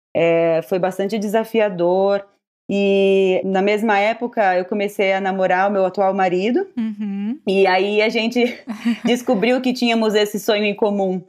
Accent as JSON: {"language": "Portuguese", "region": "São Paulo", "country": "Brazil", "tie": "born or raised there", "moved": "as an adult", "lives_now": "Tokyo, Japan", "said": "eu nasci e cresci no bairro do Ipiranga, em São Paulo"}